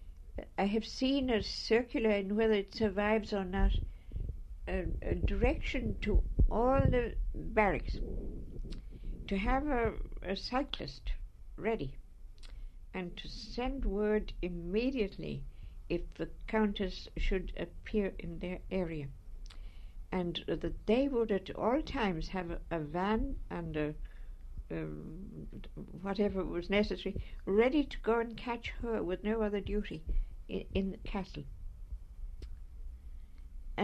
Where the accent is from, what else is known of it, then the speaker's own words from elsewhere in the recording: Wexford, Leinster, Ireland; We came up from Wexford for a day in Dublin